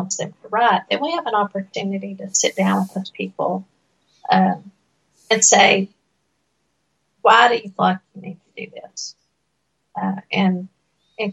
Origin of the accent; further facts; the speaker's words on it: Appalachian Mountains, United States; accent: Appalachian; I was raised in the Appalachian Mountains